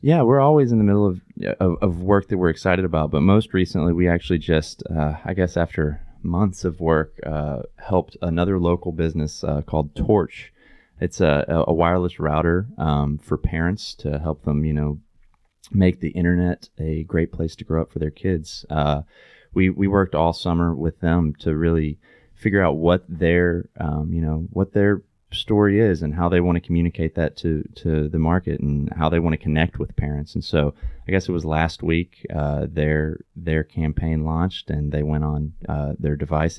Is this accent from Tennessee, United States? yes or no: yes; East Tennessee, United States; also born or lived in Knoxville / New York; now in Chattanooga, United States; I grew up in East Tennessee